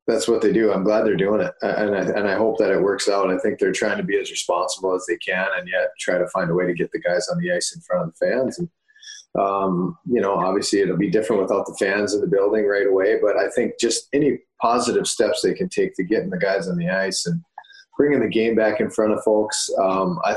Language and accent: English; Moorhead, Minnesota, United States; my growing up in Moorhead as a kid